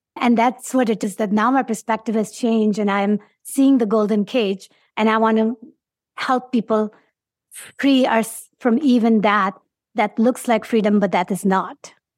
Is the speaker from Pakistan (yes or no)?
yes; Pakistan; English is a second language; moved away as an adult; now in United States; I'm from Pakistan